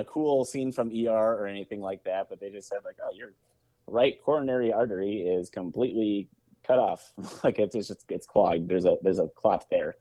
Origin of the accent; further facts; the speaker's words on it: Eldridge, Iowa, United States; moved away as an adult; also born or lived in Des Moines, Iowa; now in Milwaukee, United States; I was born in Des Moines, grew up in the Quad Cities